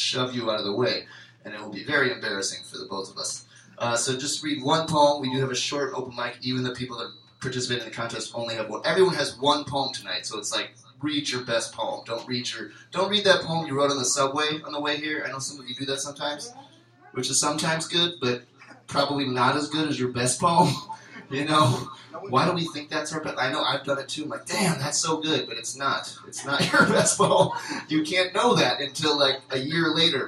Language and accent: English; Cleveland, Ohio, United States; I'm from Cleveland